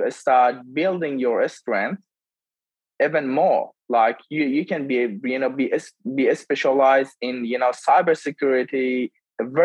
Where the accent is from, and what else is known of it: Iran; English is a second language; moved away as an adult; now in Melbourne, Australia